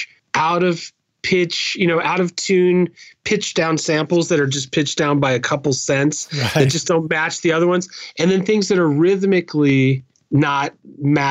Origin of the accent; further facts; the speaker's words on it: Oakland, California, United States; now in New York, United States; I grew up in Oakland, California, Berkeley area, in the Bay Area